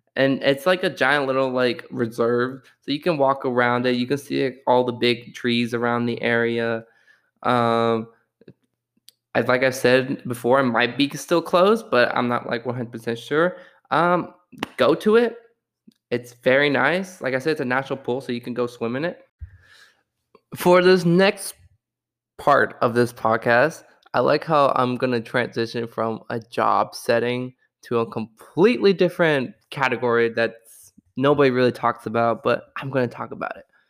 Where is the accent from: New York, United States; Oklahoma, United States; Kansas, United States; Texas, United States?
Texas, United States; Austin; my wonderful city of Austin, Texas